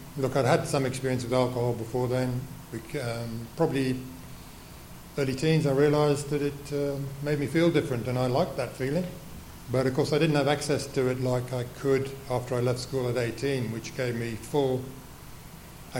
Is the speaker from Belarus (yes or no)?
no; England, United Kingdom; I was born in England after the Second World War